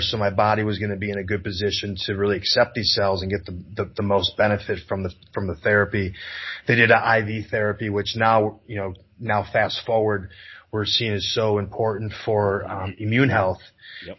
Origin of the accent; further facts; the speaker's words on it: Wisconsin, United States; I'm from Wisconsin.